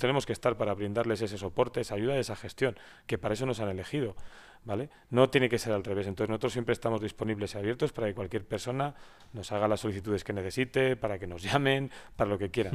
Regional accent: Valladolid, Castile and León, Spain; also born or lived in Madrid; now in San Esteban de Gormaz, Spain; yo no soy de San Esteban, mi mujer es de San Esteban, yo soy de Valladolid

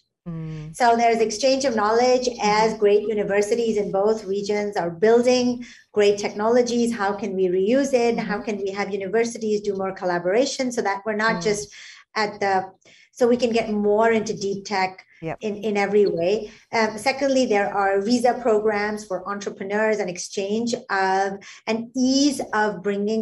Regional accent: Singapore; as a Singaporean

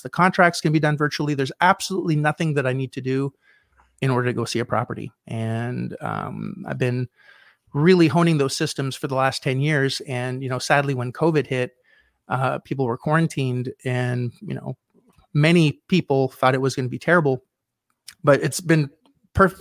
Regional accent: Canada; I was in Canada. I'm Canadian.

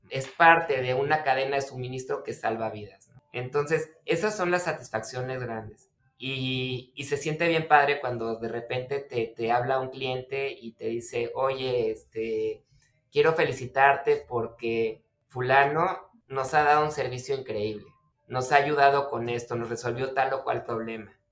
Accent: Mexico City, Mexico; born there; now in Tijuana, Mexico; yo empecé el, negocio en 1994 cuando me vine a vivir acá de la Ciudad de México. Espero que no me lo tomen a mal, soy chilango de nacimiento

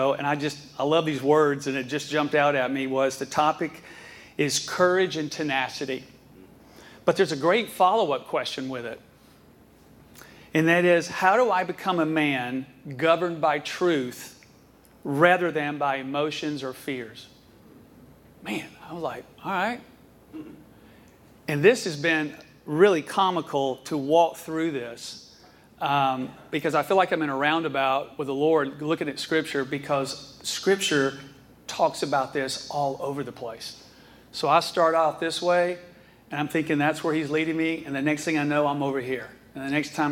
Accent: Atlanta, Georgia, United States; I was born and raised in Atlanta, Georgia

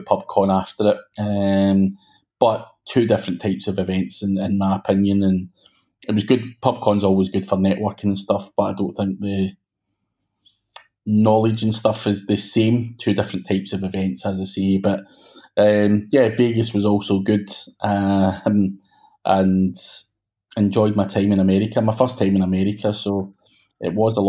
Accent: Glasgow, Scotland, United Kingdom; I'm from Glasgow in Scotland

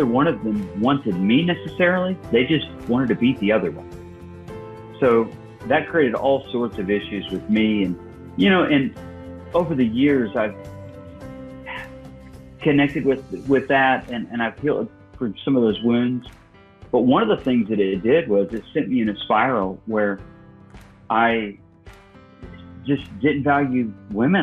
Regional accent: Illinois, United States; I was born and raised in Illinois

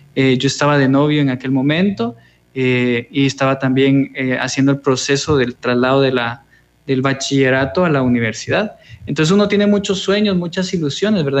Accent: Guatemala City, Guatemala Department, Guatemala; moved away as an adult; now in El Salvador; soy guatemalteco, eh, viví eh, 22 años en la ciudad de Guatemala, en la zona 11

